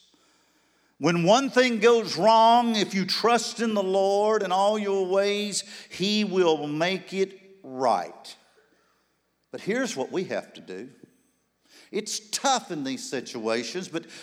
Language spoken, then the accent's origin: English; Charlotte, North Carolina, United States; Four Square Church, Charlotte, North Carolina, my hometown